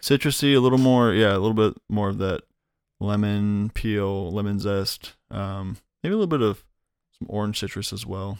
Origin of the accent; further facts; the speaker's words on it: Iowa, United States; now in North Carolina, United States; I grew up in Iowa, and we had the deposit system there